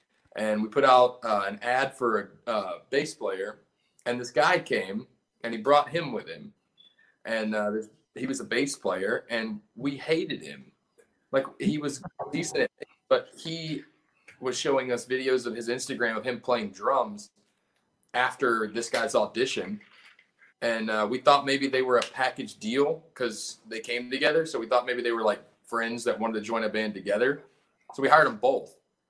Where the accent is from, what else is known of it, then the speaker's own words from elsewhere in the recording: California, United States; also born or lived in upstate South Carolina; now in South Carolina, United States; Ryan and I are both from California.